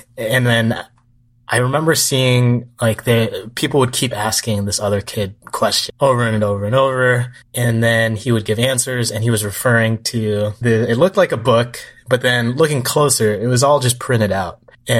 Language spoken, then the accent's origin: English; Atsugi, Kanagawa, Japan; So this was like a once in a while thing where we grew up in Atsugi.